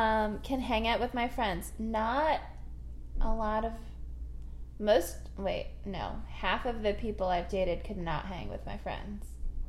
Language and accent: English; Virginia Beach, Virginia, United States; growing up in Virginia Beach.